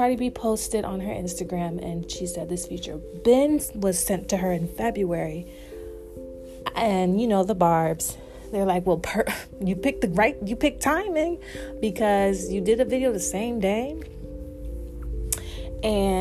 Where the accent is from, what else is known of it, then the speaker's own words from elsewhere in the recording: the South, United States; accent: Southern; my little South accent